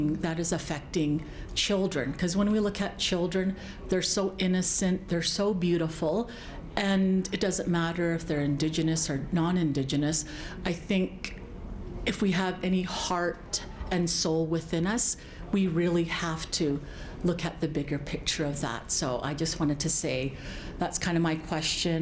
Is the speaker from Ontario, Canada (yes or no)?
no; Blood Reserve, Alberta, Canada; now in Lethbridge, Canada; I live in Lethbridge, but I'm from the Blood Reserve